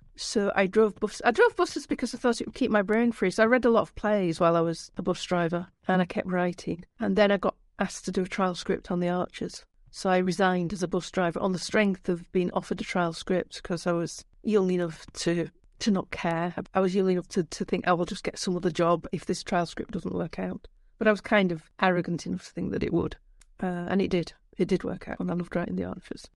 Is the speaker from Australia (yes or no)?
no; Yorkshire and the Humber, United Kingdom; accent: Yorkshire; moved away as an adult; also born or lived in London; I'm from Yorkshire, obviously, 'cause you can tell from my accent